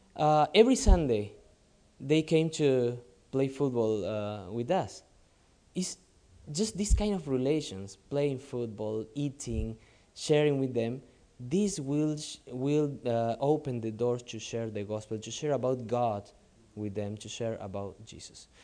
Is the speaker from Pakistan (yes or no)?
no; Argentina; moved away as an adult; now in Lebanon; I'm from South America, so it's more like Latin style for us, Argentinian style